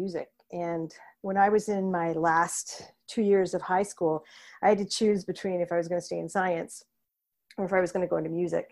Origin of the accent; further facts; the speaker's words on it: Milton, Ontario, Canada; also born or lived in Toronto, Canada / Guelph, Canada; I was born in Toronto, but I grew up in Milton, Ontario.